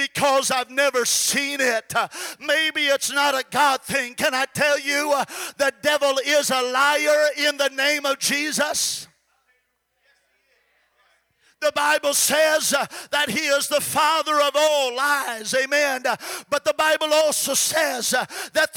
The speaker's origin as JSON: {"language": "English", "town": "Goshen", "region": "California", "country": "United States", "tie": "born or raised there", "said": "that little church in Goshen, California, which is where I'm from and where I got the Holy Ghost"}